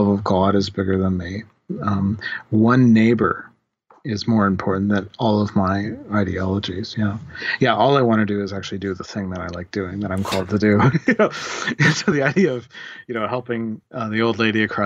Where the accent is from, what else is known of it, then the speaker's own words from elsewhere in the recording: Canada; I'm a Canadian Christian theologian